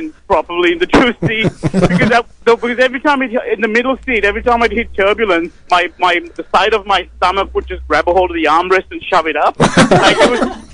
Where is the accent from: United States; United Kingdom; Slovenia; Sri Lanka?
Sri Lanka; moved away as an adult; I'm originally from Sri Lanka. I came here 13 years ago for university